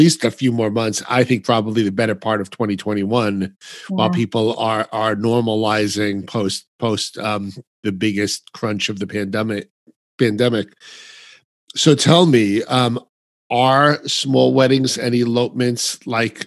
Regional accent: New York, United States; I'm from New York

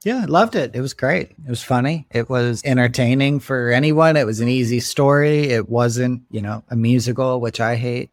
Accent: Florida, United States; moved away as an adult; also born or lived in Chicago, Illinois; now in Los Angeles, United States; growing up in Florida

